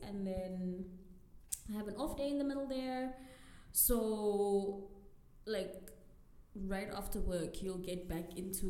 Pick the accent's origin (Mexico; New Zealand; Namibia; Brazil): Namibia; Windhoek, Khomas; also born or lived in Cape Town; born and bred in Windhoek.